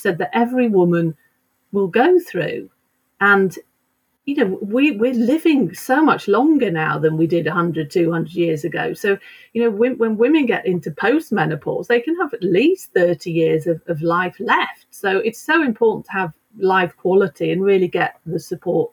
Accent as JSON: {"language": "English", "country": "United Kingdom", "also_born_or_lived": "London", "moved": "as an adult", "lives_now": "Sweden", "said": "I am actually British."}